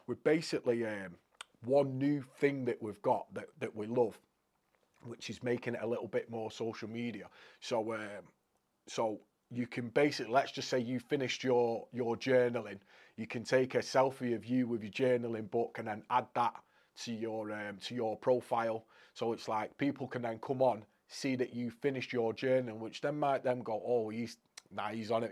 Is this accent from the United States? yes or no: no; Crewe, North West England, United Kingdom; I'm from Crewe originally